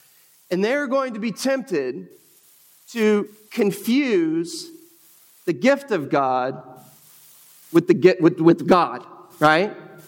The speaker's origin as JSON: {"language": "English", "country": "United States"}